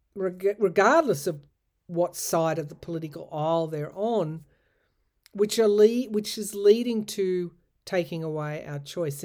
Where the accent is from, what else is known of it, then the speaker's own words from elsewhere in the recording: New South Wales, Australia; We were lucky at the time in my home state to have a female premier